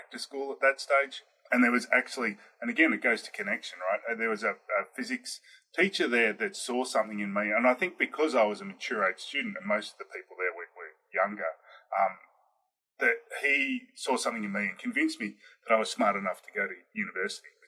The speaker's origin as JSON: {"language": "English", "country": "Australia", "said": "I am Australian"}